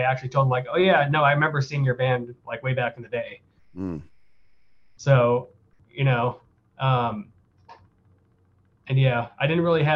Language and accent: English; Santa Maria, California, United States; now in Spokane, United States; I am from Santa Maria, Central Coast, like San Luis Obispo